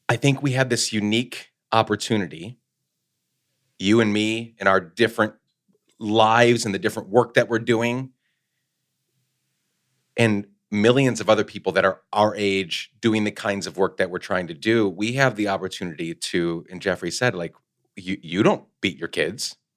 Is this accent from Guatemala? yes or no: yes; Guatemala; also born or lived in New York, United States; We grew up mostly in Guatemala, where my dad is from. Born in upstate New York, but we moved back to Guatemala for like 10 years when I was growing up.